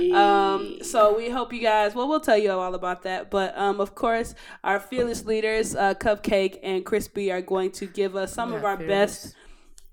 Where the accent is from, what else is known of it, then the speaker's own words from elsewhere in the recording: Detroit, Michigan, United States; moved away; we're from Detroit. Anyway, we may not live there